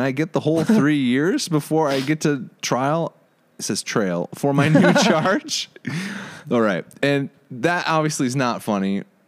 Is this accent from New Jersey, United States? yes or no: no; Michigan, United States